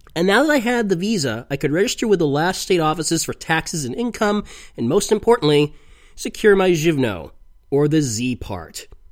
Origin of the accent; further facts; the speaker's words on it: United States; moved away as an adult; now in Prague, Czech Republic; four months the day I left America for the Czech Republic